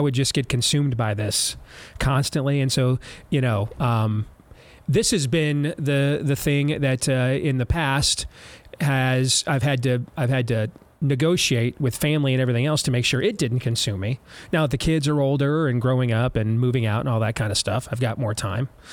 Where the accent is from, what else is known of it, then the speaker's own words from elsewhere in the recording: United States; I'm from a country called America